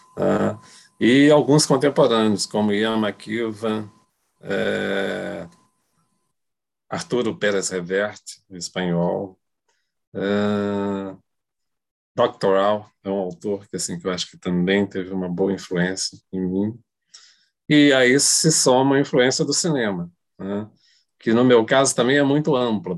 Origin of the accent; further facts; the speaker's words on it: Brazil; eu sou brasileiro, eu tenho uma ligação forte com a cultura brasileira